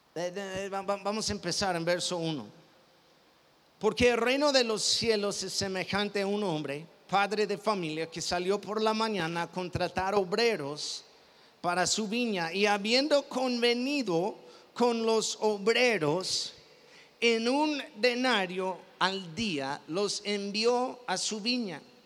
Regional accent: Mexico; yo soy mexicano

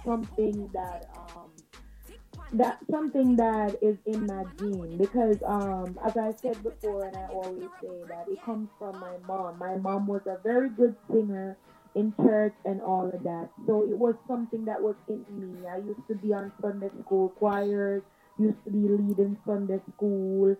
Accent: Westmoreland, Jamaica; now in New York, United States; I was born and grew in Westmoreland

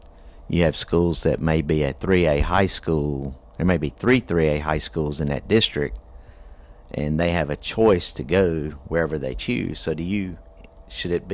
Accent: York, South Carolina, United States; I grew up in York High, in York

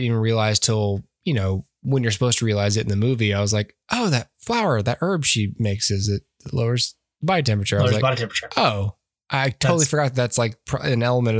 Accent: Georgia, United States; We're from Georgia.

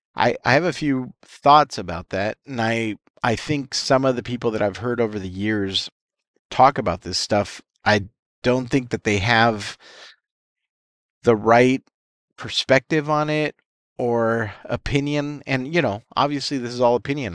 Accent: United States

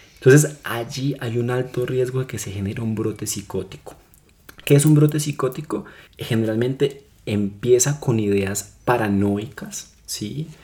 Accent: Colombia; en nosotros como seres humanos, como colombianos

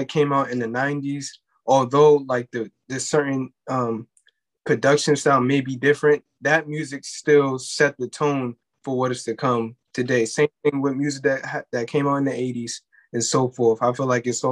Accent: New York City, New York, United States; I'm from Crown Heights.

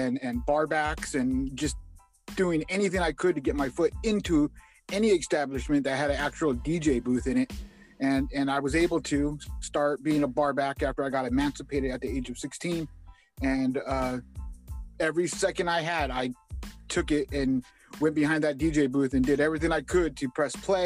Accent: Indio, California, United States; I'm from Indio, California.

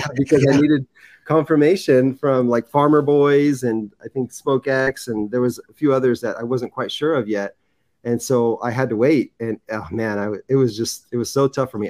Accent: San Clemente, California, United States; I grew up in San Clemente. It's Orange County, right by the beach

